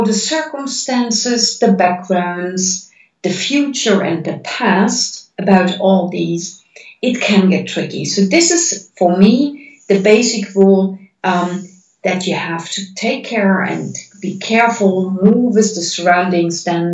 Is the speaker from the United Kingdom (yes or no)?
no; Germany; now in Netherlands; I was born in Germany. I'm living in Holland.